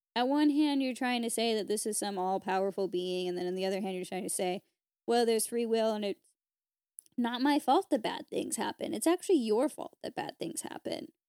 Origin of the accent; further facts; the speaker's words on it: United States; as an American